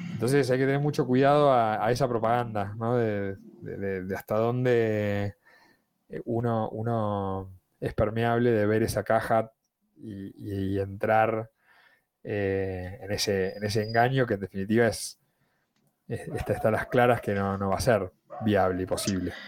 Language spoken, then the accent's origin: Spanish; Argentina; En mi país era muy común enviar cartas a la NASA